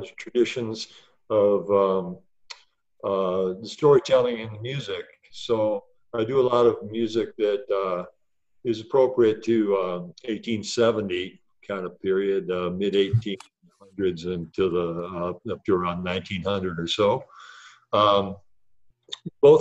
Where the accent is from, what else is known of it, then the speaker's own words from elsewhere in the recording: Dearborn, Michigan, United States; I grew up in Dearborn, so I was real close to Greenfield Village